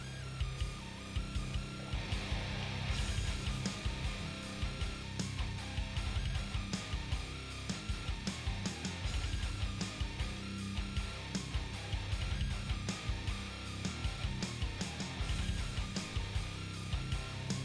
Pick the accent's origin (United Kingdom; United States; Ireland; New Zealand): United States; Boston, Massachusetts; I am from Dorchester, Massachusetts